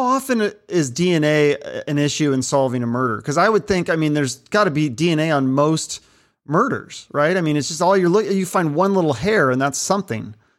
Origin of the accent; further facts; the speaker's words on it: Seattle, Washington, United States; I'm from Seattle, I grew up in Seattle